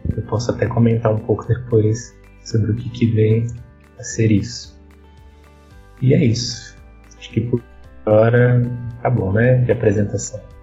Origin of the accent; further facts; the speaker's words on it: São Bernardo do Campo, São Paulo, Brazil; also born or lived in Santo André; eu também sou de São Bernardo, mas no momento eu estou em Santo André